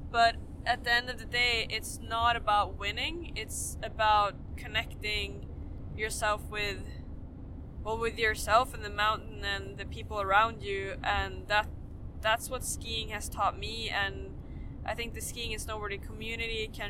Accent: Sweden; I'm from Sweden.

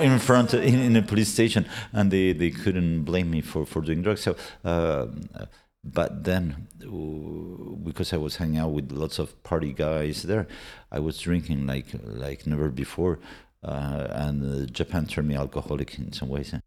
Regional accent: Argentina; accent: Argentinian; English is a second language; moved away; my parents were Argentinian and I was born in Argentina. My, my, my, uh, my Spanish is fluent with an Argentinian accent

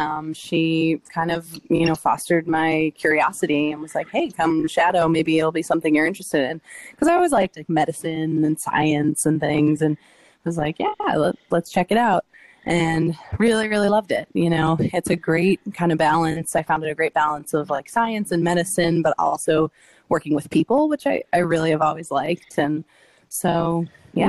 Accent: Long Island, New York, United States; moved away as an adult; now in Boston, United States; I'm from Long Island, New York, originally. And I came up to Boston for undergrad

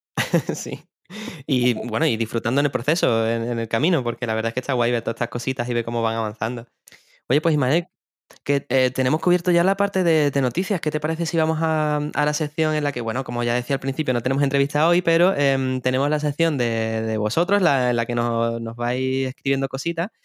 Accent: Seville, Andalusia, Spain; soy de Sevilla

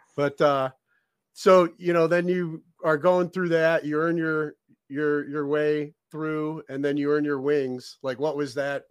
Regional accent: North Olmsted, Ohio, United States; I grew up in North Olmsted and graduated from okay. North Olmsted High School

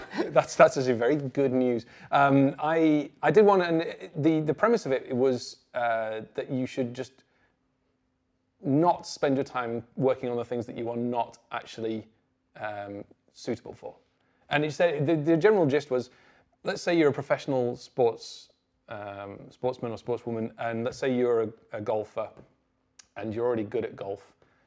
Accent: North West England, United Kingdom; I grew up in the Northwest in the 90s, it wasn't like this hotbed of kind of programming talent

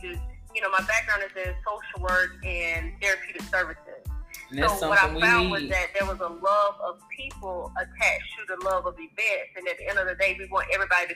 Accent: North Carolina, United States; now in Atlanta, United States; I'm originally from North Carolina, as you guys heard, but I'm based in Atlanta, Georgia

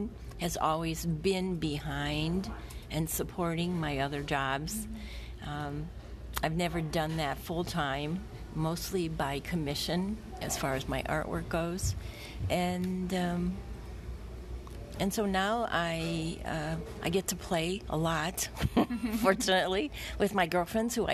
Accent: Parma Heights, Ohio, United States; also born or lived in Cleveland, Ohio / Indianapolis, Indiana; So I'm a local Ohioan. I grew up in Parma Heights

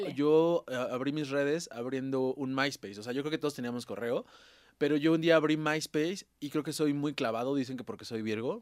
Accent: Puebla, Mexico; moved away; yo soy de Puebla

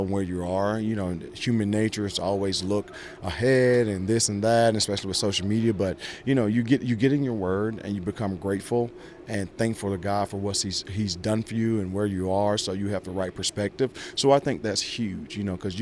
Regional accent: Georgia, United States; moved away as an adult; also born or lived in New York; growing up in Georgia

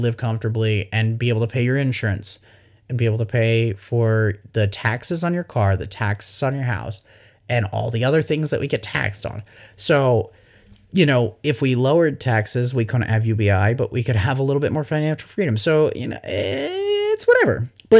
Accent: the Bible Belt, United States; IDK, growing up in the Bible Belt, I'm probably more sheltered than I should be.

